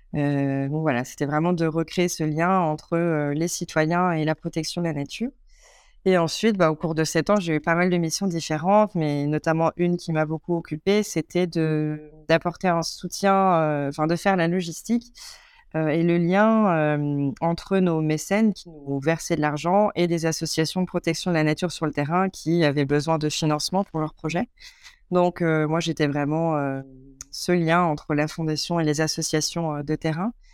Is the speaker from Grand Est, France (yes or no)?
yes; Vosges, Grand Est, France; also born or lived in Paris; now in Gironde, France; ayant grandi à la campagne euh, dans les Vosges